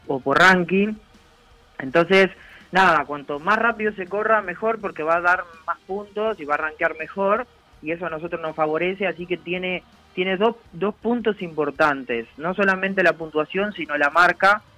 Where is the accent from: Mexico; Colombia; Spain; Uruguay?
Uruguay; atleta uruguayo